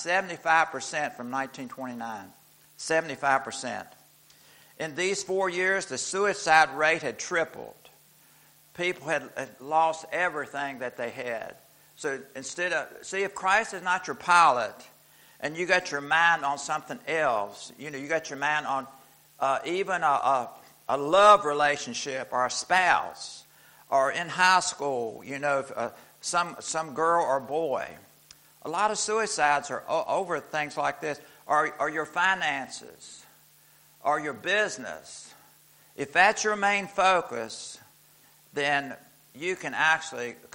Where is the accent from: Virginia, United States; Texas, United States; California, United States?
Virginia, United States; Fishersville; Iris and I both were from, we grew up in Fishersville, Virginia as a child.